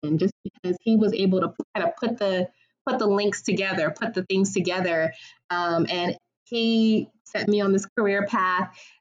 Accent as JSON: {"language": "English", "town": "Washington", "region": "District of Columbia", "country": "United States", "tie": "born or raised there", "said": "I have a little bit of a unique experience growing up in the Washington, D.C. area"}